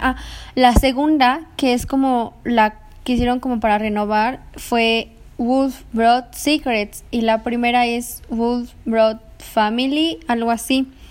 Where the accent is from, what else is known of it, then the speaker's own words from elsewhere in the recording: Mexico City, Mexico; soy de Ciudad de México